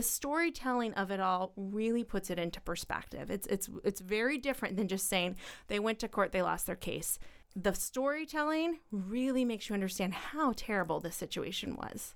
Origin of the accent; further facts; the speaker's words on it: Petersburg, Illinois, United States; I am from Petersburg